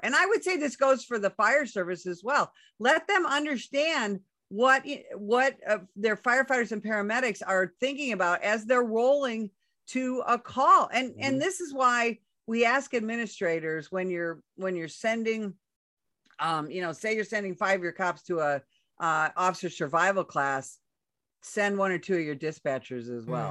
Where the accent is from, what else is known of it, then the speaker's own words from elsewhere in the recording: Chicago, Illinois, United States; moved away as an adult; also born or lived in Southern Arizona; now in Arizona, United States; I come from Chicago